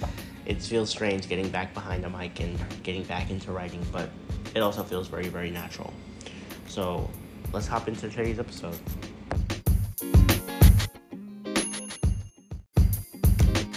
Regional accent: United States; I'm an American citizen. I was born in the United States

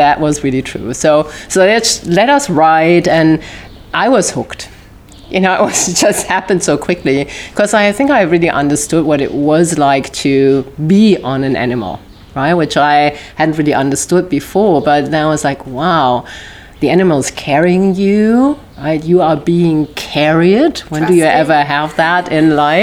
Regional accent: near Düsseldorf, North Rhine-Westphalia, Germany; English is a second language; moved away as an adult; now in United States; my accent give me away. I grew up in Germany

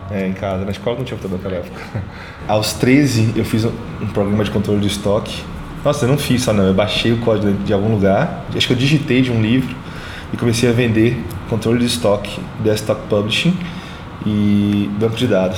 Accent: Salvador, Bahia, Brazil; also born or lived in Mutuípe; Nasci em Salvador, 9 de maio

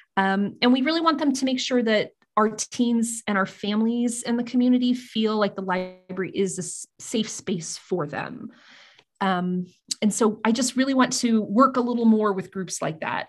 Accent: Eskridge, Kansas, United States; also born or lived in Great Bend, Kansas; my hometown library that I grew up with since I moved to my small town of Eskridge, Kansas when I was, like, five

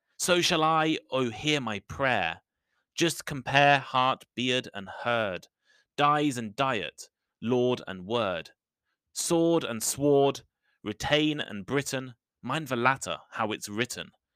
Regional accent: United Kingdom; accent: British English; I'm British

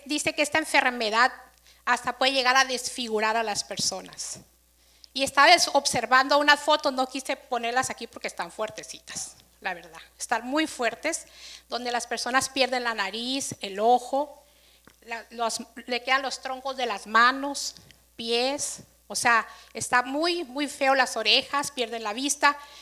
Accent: Mexico; Aquí todos festejamos, como buen mexicano

